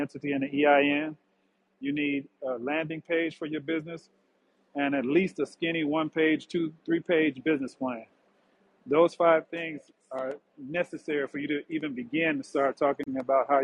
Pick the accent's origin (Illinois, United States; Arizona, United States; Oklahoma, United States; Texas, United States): Illinois, United States; Ford Heights; I grew up in Fort Heights. And for those listeners who are familiar with Chicago, Fort Heights is a suburb of Chicago